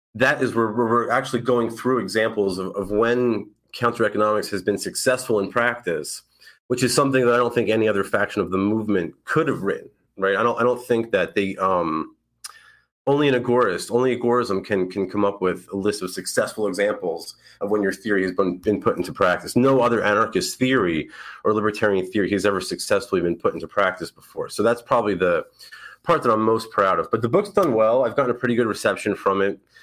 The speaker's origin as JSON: {"language": "English", "region": "New York", "country": "United States", "moved": "as an adult", "lives_now": "Florida, United States", "said": "I'm from New York"}